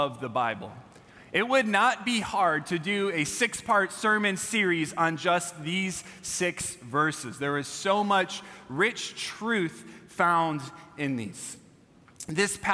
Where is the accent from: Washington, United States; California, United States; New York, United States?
California, United States; I'm from California